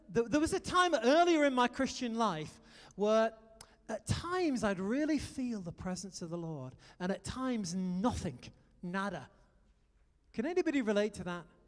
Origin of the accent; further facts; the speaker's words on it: United Kingdom; moved away as an adult; also born or lived in France; now in United States; I'm a Brit